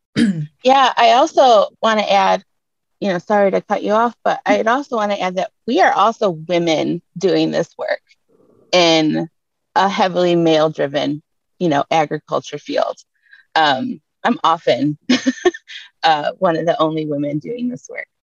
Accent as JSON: {"language": "English", "town": "Detroit", "region": "Michigan", "country": "United States", "tie": "born or raised there", "said": "I was born and raised right in Detroit"}